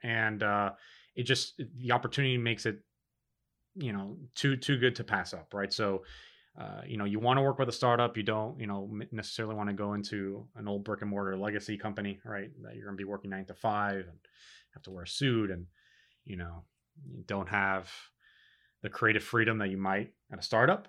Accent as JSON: {"language": "English", "town": "Miami", "region": "Florida", "country": "United States", "tie": "born or raised there", "said": "born and raised in Miami"}